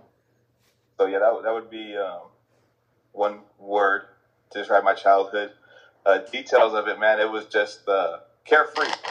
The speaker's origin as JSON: {"language": "English", "town": "San Bruno", "region": "California", "country": "United States", "tie": "born or raised there", "also_born_or_lived": "San Francisco / San Mateo", "said": "I grew up in the city of San Bruno"}